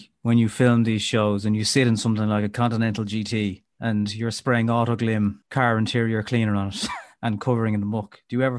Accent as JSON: {"language": "English", "town": "Dublin", "region": "Leinster", "country": "Ireland", "tie": "born or raised there", "said": "I remember hearing before …, who's from my hometown"}